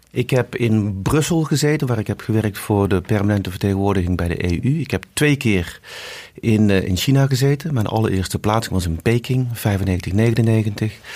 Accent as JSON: {"language": "Dutch", "town": "Eindhoven", "region": "North Brabant", "country": "Netherlands", "tie": "born or raised there", "moved": "as an adult", "lives_now": "Mumbai, India", "said": "ik ben geboren in Eindhoven"}